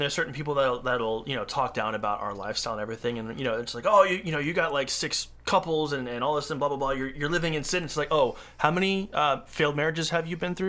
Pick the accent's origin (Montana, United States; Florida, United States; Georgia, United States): Florida, United States; moved away; also born or lived in California; No, I'm actually from Florida.